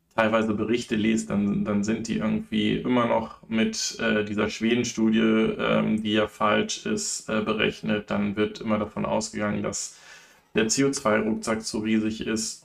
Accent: Germany; bei uns in Deutschland

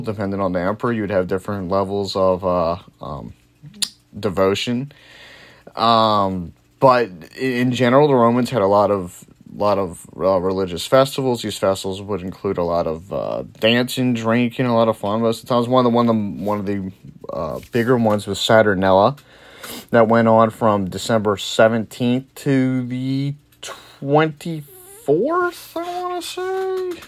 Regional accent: New Orleans, Louisiana, United States; I'm from New Orleans. I'm from Louisiana.

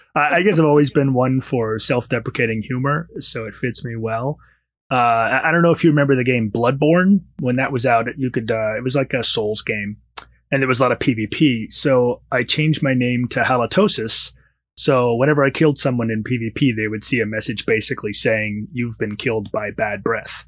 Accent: Washington, District of Columbia, United States; now in Los Angeles, United States; I'm originally from Washington, D C. I used to always say that's where I am from, but I've been in Los Angeles for significantly longer than I lived in D C.

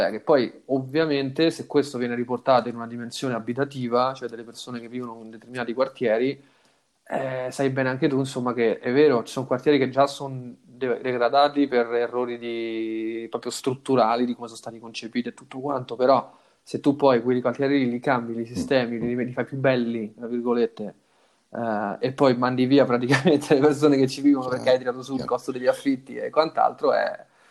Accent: Rome, Lazio, Italy; moved away; io sono nato a Roma, cresciuto a Roma

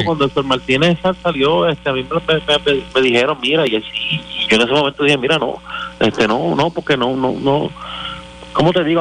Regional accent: Puerto Rico

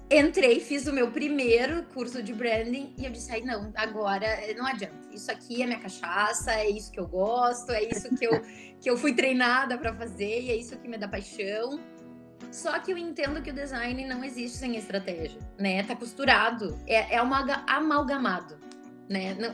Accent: Porto Alegre, Rio Grande do Sul, Brazil; accent: gaúcho; pelo meu sotaque, vocês vão ver que eu sou de Porto Alegre. sou gaúcha.

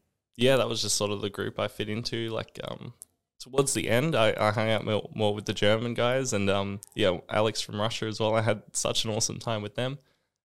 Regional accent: Australia; And I think that's interesting because I think especially being Australian, a lot of the American culture like just loves that.

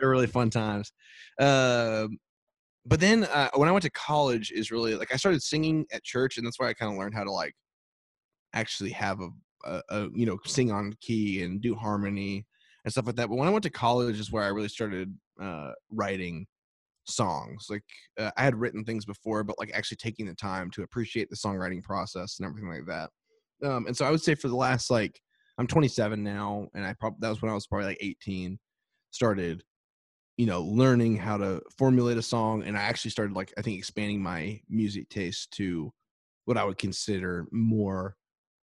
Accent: Grapevine, Texas, United States; now in Nashville, United States; I'm from Texas originally. I'm from Grapevine, which is where, if you've ever flown into Dallas-Fort Worth, that's like where the airport is.

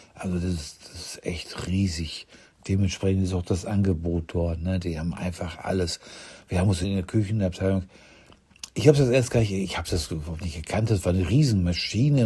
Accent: Ruhr area, North Rhine-Westphalia, Germany; moved away; ich komme aus dem Land, wo Currywurst und Bier fließen, aus dem Ruhrgebiet

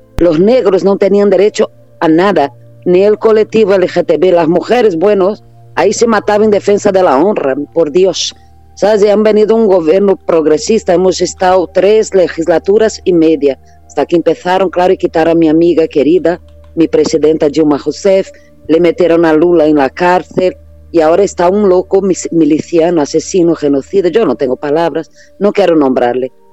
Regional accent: Brazil; Spanish is a second language; now in Spain; Yo sigo siendo brasileña

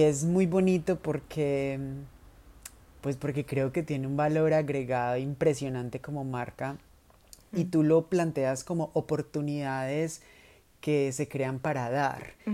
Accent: Colombia; moved away; also born or lived in Spain

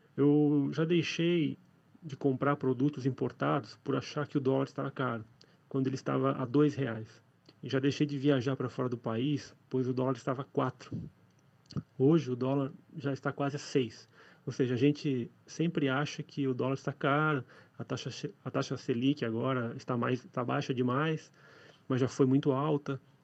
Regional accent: Blumenau, Santa Catarina, Brazil; now in São Paulo, Brazil; sou natural de Blumenau, Santa Catarina, mas moro na capital, São Paulo

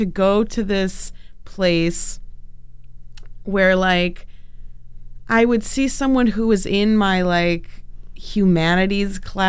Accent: Highland Park, Illinois, United States; born or raised there

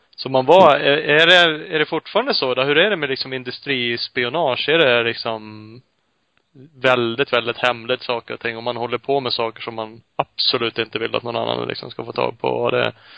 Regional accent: Uppsala, Uppsala County, Sweden; Vi är ju Uppsalabor i grunden både jag och Ola

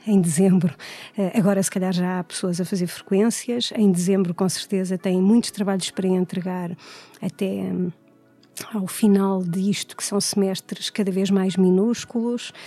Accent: Coimbra, Centro, Portugal; nasci e tenho vivido sempre em Coimbra

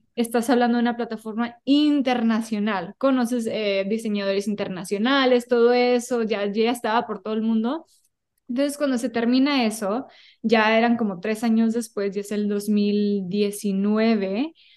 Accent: United States; toda mi vida sí he vivido en Estados Unidos, pero en mi casa, mis raíces, mi corazón es, mexicana

